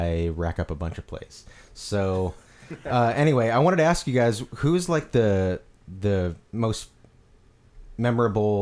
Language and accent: English; Peoria, Illinois, United States; I'm from Peoria, Illinois